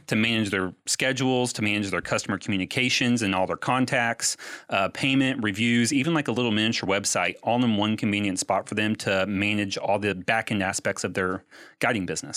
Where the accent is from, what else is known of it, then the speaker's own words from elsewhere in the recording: Louisville, Kentucky, United States; moved away as an adult; also born or lived in Texas; born and raised in Louisville, I lived in Texas for that job for a little while.